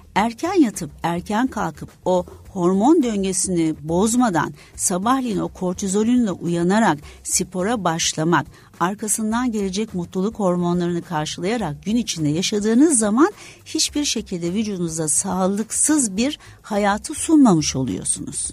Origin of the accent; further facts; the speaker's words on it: İzmir, Turkey; Tabii şimdi İzmirliyim aslında suda büyüdük, denizde büyüdük